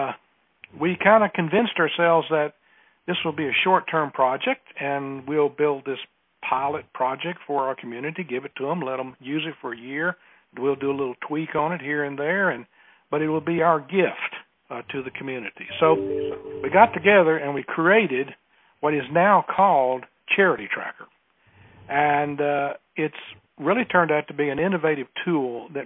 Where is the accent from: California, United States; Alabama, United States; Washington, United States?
Alabama, United States; accent: Southern; I have a Southern accent. I am from Alabama.